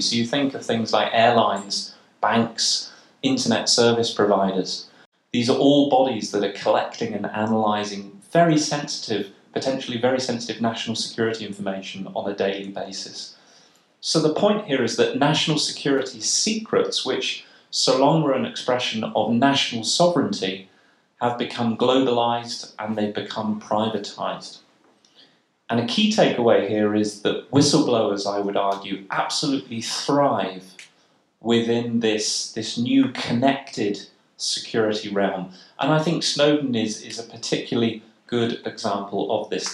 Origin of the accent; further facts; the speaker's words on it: United Kingdom; in the United Kingdom, uh, my, my, my home country